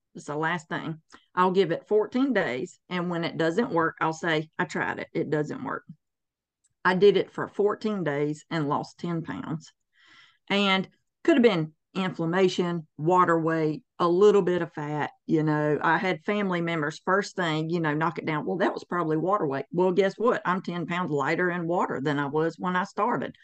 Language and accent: English; the Bible Belt, the South, United States; born and raised in the Bible Belt, the armpit of the South